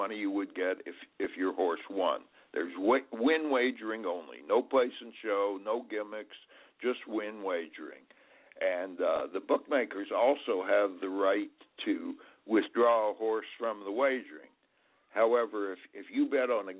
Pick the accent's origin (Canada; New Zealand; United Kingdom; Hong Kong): Canada; Montreal, Quebec; born or raised there; moved away as an adult; now in United States